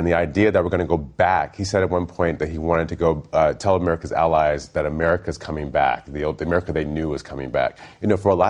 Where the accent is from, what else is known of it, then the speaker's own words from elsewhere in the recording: Michigan, United States; I'm from Michigan, where auto workers used to make $30, $40 an hour, and now they start at $18, $22 an hour.